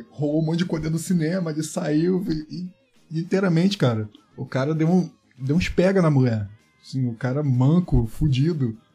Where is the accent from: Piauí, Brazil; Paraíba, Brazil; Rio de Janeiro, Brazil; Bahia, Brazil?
Rio de Janeiro, Brazil; now in São Paulo, Brazil; eu vim do Rio de Janeiro pra cá, os caras são frios, distante.